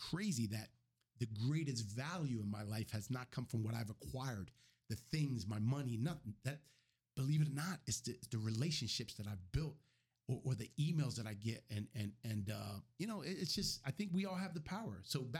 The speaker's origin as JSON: {"language": "English", "town": "Camden", "region": "New Jersey", "country": "United States", "tie": "born or raised there", "said": "I grew up in Camden, New Jersey at the worst possible time during the crack epidemic."}